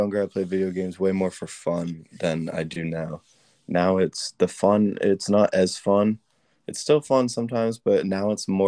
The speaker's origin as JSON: {"language": "English", "town": "Rockport", "region": "Massachusetts", "country": "United States", "said": "I'm from Rockport, Massachusetts"}